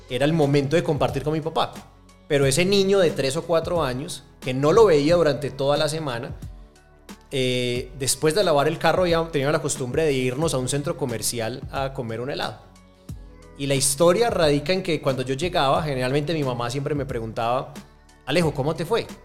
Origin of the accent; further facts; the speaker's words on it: Medellín, Antioquia, Colombia; born there; nací en Medellín, que para mí es la ciudad más bonita del mundo